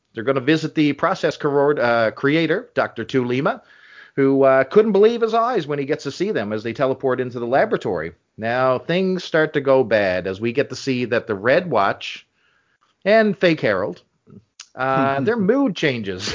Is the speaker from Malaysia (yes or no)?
no; Canada; speaking as a Canadian